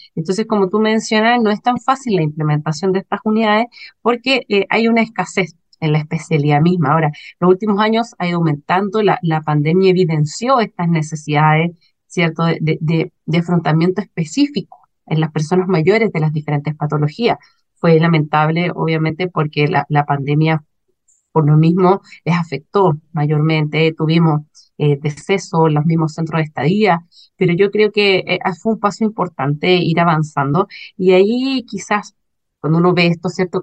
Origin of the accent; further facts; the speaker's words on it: Chile; como chilenos y chilenas